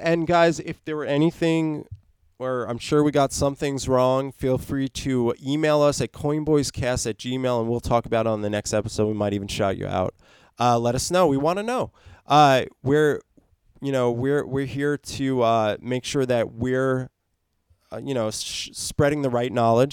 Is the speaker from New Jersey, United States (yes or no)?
yes; New Jersey, United States; New Jersey, my hometown